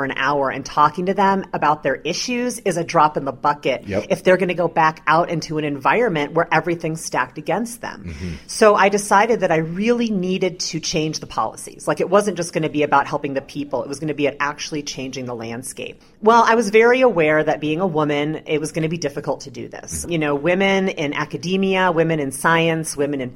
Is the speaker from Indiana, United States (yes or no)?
yes; Carmel, Indiana, United States; also born or lived in Chicago, Illinois; now in Oakland, United States; I grew up in a fairly small town in Indiana called Carmel, Indiana